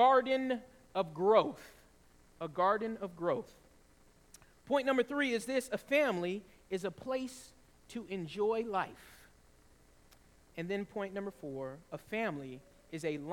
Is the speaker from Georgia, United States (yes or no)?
yes; the South, Georgia, United States; And in the South, in Georgia, we often had tornadoes